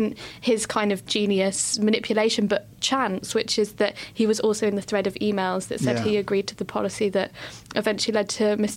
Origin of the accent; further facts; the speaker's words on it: United Kingdom; as British people